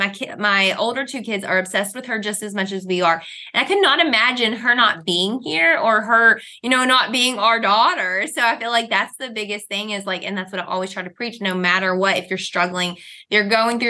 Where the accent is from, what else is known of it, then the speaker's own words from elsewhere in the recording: Kentucky, United States; I've grown up, you know, actually a backwoods Southern Christian Baptist. So we went to, when I was a church, we went to church when I was a kid. It was a one room wooden church with an outhouse and a wood stove. So we're from Kentucky